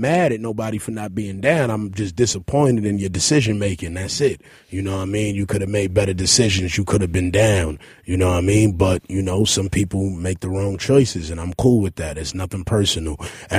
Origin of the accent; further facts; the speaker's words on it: La Ceiba, Atlántida, Honduras; I'm from La Ceiba Seaport, man. Shout out to all the cacrachos. We do this out there, man.